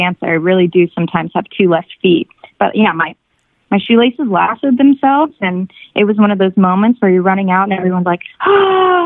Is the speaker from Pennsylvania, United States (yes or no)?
no; Vero Beach, Florida, United States; moved away as an adult; also born or lived in Miami, Florida / Los Angeles, California; now in Santa Monica, United States; I grew up in a very small town called Vero Beach on the east coast of Florida